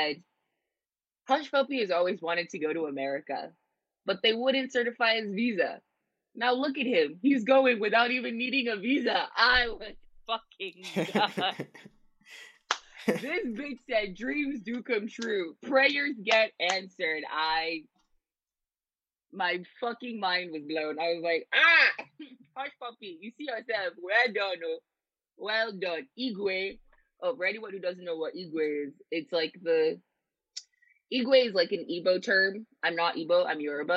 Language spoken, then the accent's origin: English; New York City, New York, United States; moved away; we're New Yorkers